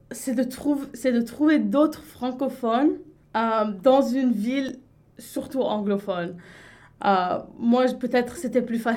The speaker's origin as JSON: {"language": "French", "country": "Lebanon", "said": "elle a cru pour presque trois ans que j'étais française, même si à chaque fois je lui rappelais que j'étais libanaise."}